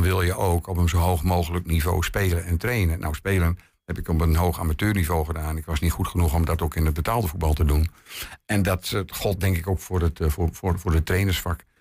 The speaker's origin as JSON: {"language": "Dutch", "region": "the north of the Netherlands", "country": "Netherlands", "tie": "born or raised there", "also_born_or_lived": "Drachten", "moved": "as an adult", "lives_now": "Twente, Netherlands", "said": "Ik ben een Noorderling van oorsprong"}